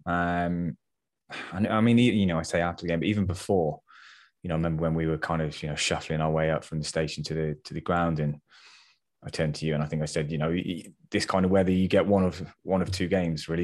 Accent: England, United Kingdom; I know we're English

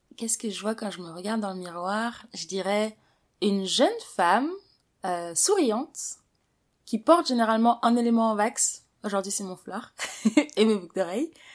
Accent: Paris, Île-de-France, France; Je suis née, j'ai grandi à Paris

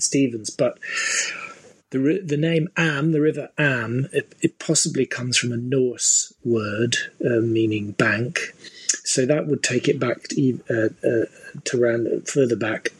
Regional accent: Fife, Scotland, United Kingdom; I am I am mostly from Fife, although not always

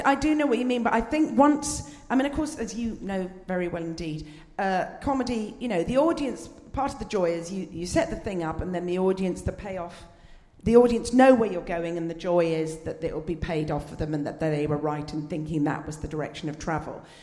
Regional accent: Scotland, United Kingdom; accent: posh Scot; as a Scot, a, but as you can tell, a posh Scot

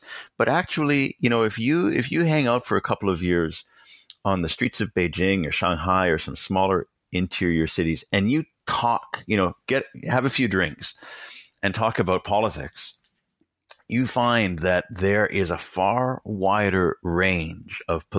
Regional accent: Toronto, Ontario, Canada; also born or lived in China; so I'm Canadian, right? So I've been born into sort of a liberal democratic political culture

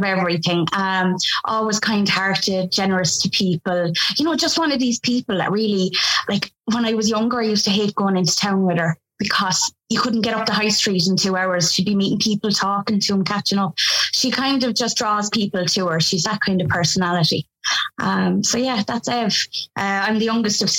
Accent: Kilkenny, Leinster, Ireland; I come from Kilkenny.

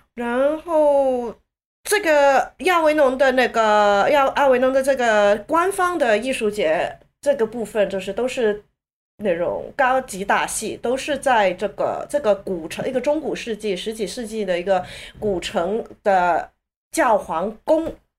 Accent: Hong Kong; 我在香港长大的时候

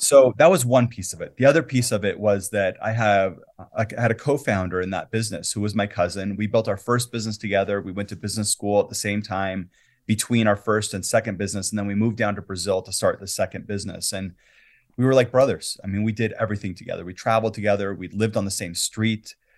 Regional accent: Quito, Pichincha, Ecuador; also born or lived in Latin America; now in Salt Lake City, United States; I grew up in Ecuador, and I lived in the capital city, Quito

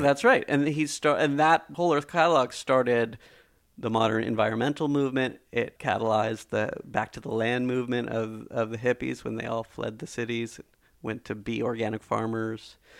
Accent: Silicon Valley, California, United States; I grew up in Silicon Valley hearing these stories

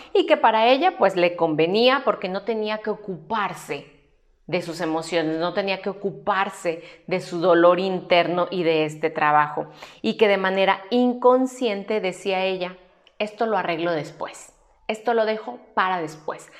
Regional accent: Mexico; aquí en mi país que es México

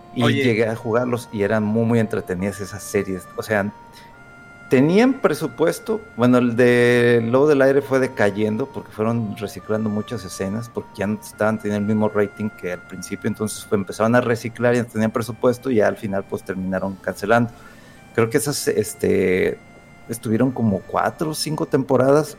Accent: Aguascalientes, Mexico; moved away; cuando estaba de chamaco y antes vivía en Aguascalientes

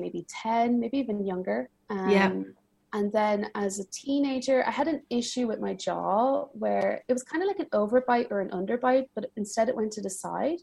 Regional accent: Ireland; moved away as an adult; also born or lived in United States / Milan, Italy; now in Paris, France; I was born and raised in Ireland, and then I lived in a few different places.

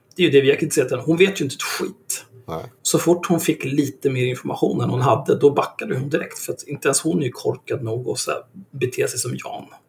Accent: Stockholm, Stockholm County, Sweden; redan när jag kom dit så var jag en dryg stockholmare

